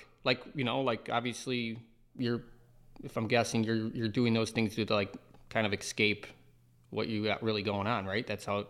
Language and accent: English; Philippines; No, 'cause I am Filipino